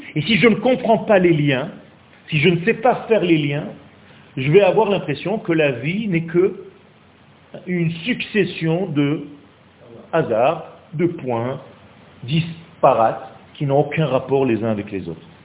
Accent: Nice, Provence-Alpes-Côte d'Azur, France; moved away as an adult; now in Israel; c'est un ami d'enfance en fait, on a grandi ensemble à Nice

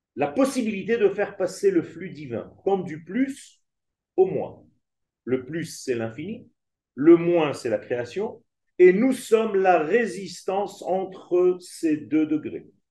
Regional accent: Israel; J'ai vécu en Israël euh, toutes les guerres pratiquement, puisque je suis né en Israël, la guerre de six jours, la guerre de Kippour, étant enfant

